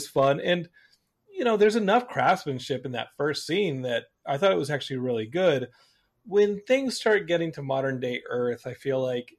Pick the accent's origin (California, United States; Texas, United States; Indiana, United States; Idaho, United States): Texas, United States; Austin; I love that they did an episode on Richard Garriott, Lord British, who was like one of my heroes growing up in Austin.